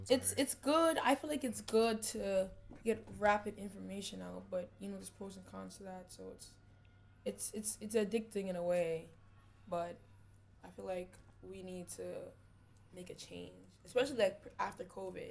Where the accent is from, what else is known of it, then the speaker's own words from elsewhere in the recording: New York City, New York, United States; also born or lived in New Orleans, Louisiana; I was raised in East New York, Brooklyn